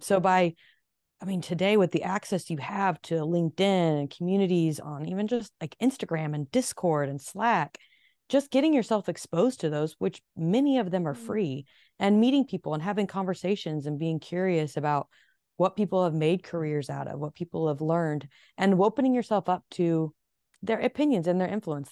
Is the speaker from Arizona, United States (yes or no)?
yes; Phoenix, Arizona, United States; moved away as an adult; also born or lived in Nashville, Tennessee / New York City; I was born in Phoenix. However, since I moved to Nashville at 19 and spent a solid 10 years